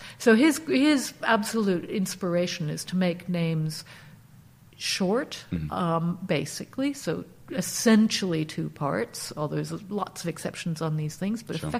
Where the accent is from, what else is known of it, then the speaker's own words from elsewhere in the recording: East Coast, United States; So I grew up basically in the United States, East Coast of the United States, and like many Americans, moving around a bit.